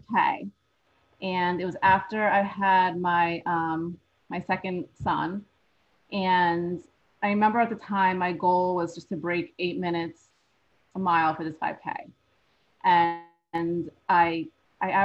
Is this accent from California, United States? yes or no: no; New Jersey, United States; I'm from New Jersey